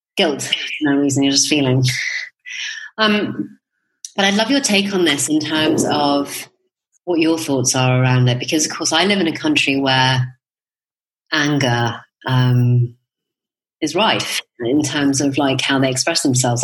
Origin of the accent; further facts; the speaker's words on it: United Kingdom; now in Spain; as a Brit